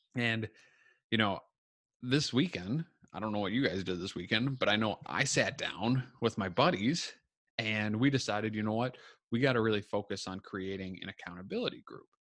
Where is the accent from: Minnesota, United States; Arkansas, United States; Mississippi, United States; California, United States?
Minnesota, United States; I'm from Minnesota